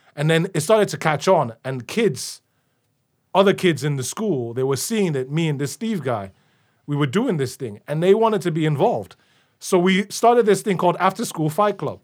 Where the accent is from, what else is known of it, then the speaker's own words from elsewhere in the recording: Nigeria; also born or lived in London, United Kingdom; now in Chicago, United States; growing up in Nigeria in the nineties